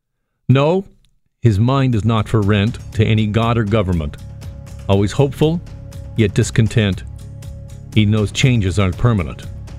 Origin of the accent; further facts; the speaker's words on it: Burlington, Ontario, Canada; But for me, as a young suburban kid growing up in Burlington, the albums of … and the music of … helped shape me in a way that is difficult to describe. I was raised in a religious family